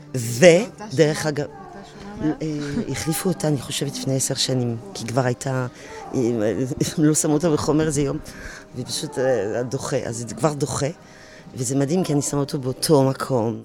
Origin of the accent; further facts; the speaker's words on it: France; Hebrew is a second language; moved away as an adult; now in Israel; אני באתי מצרפת